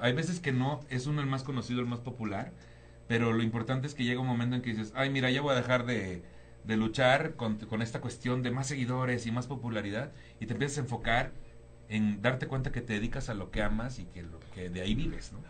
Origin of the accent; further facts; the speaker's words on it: Tampico, Tamaulipas, Mexico; moved away as an adult; also born or lived in Cuernavaca / Cancún / Playa del Carmen; now in Mexico City, Mexico; yo soy de Tampico, Tamaulipas